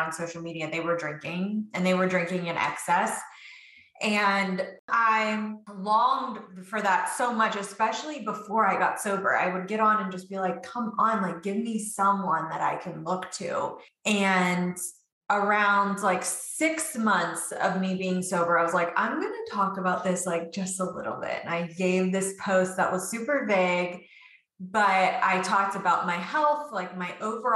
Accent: West Virginia, United States; now in Virginia, United States; And I'm from Virginia, originally from West Virginia. That's where I have hillbilly roots.

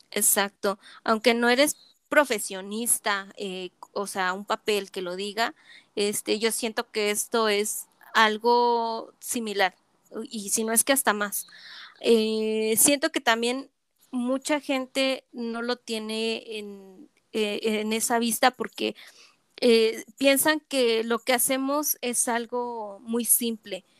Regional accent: State of Mexico, Mexico; moved away as an adult; now in Chihuahua, Mexico; yo soy de la Ciudad de México, bueno, del Estado de México.

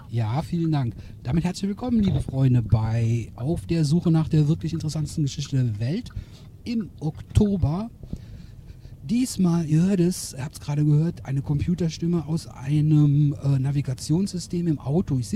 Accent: Düren, North Rhine-Westphalia, Germany; liebe Zuhörerinnen, Zuhörer, ihr wisst das, ich komme aus Düren

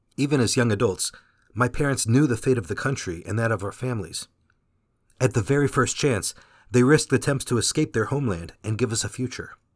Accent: Fountain Valley, California, United States; first language Vietnamese; English is a second language; I was born in Fountain Valley, California.

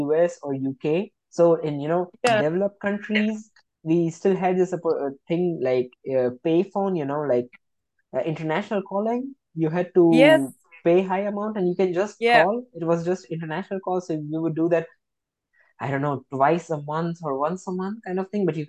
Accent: Gujarat, India; first language Gujarati; English is a second language; moved away as an adult; now in Germany; I'm from a state called Gujarat in India, so my mother tongue is Gujarati

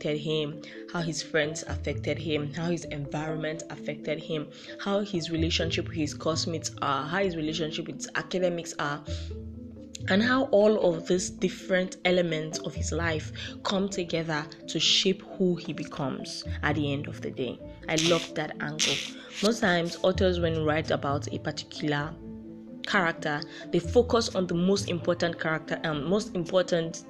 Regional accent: Nigeria

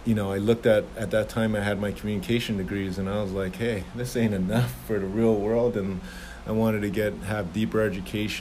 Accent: Toronto, Ontario, Canada; moved away; also born or lived in Jamaica / Toledo, Ohio; I'm Jamaican born, raised in Toronto, Canada

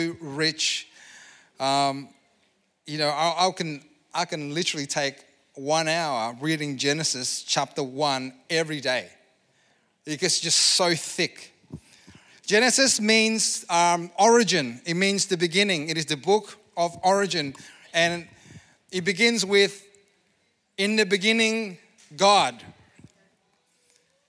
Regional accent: Indonesia; moved away; I come from Indonesia

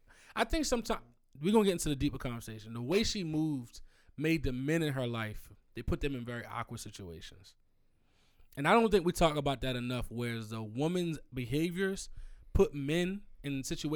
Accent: Baltimore, Maryland, United States; I was literally born in Baltimore City at Mercy Hospital.

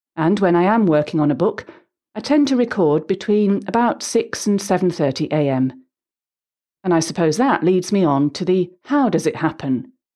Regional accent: Huddersfield, Yorkshire and the Humber, United Kingdom; I grew up in Huddersfield, West Yorkshire

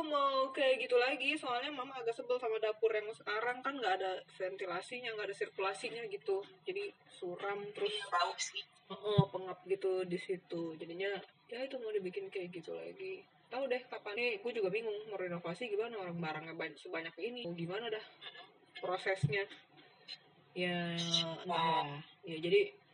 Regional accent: Surabaya, East Java, Indonesia; kan secara dari Surabaya tapi itu kan punya gue semua kasur gitu-gitu

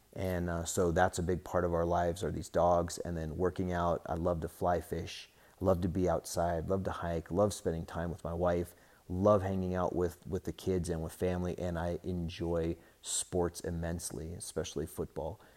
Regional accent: Denver, Colorado, United States; I was born in Denver

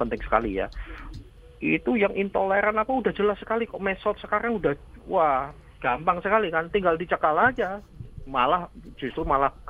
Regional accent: Java, Indonesia; di asal kota di kota asal saya di Jawa.

